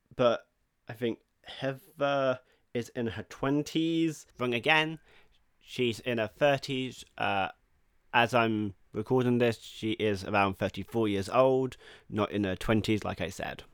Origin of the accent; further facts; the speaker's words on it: England, United Kingdom; I may not be Swedish, I am English